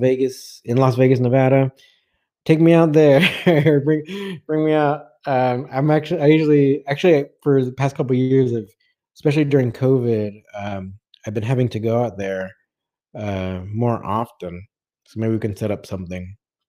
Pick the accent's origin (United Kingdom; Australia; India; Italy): India; I'm actually an Indian, but when I learned about catch wrestling, I literally fell in love with it